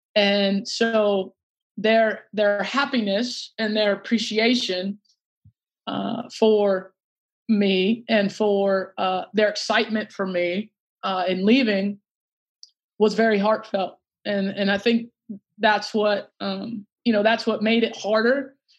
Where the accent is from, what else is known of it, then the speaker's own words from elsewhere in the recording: Alexandria, Virginia, United States; moved away; I grew up in Alexandria, Virginia, right outside D C